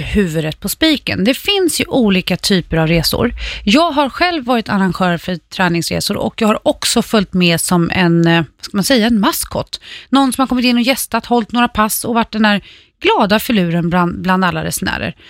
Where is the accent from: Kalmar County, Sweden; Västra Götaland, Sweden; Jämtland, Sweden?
Kalmar County, Sweden; Färjestaden; Hotell Skansen i Färjestaden, min hemort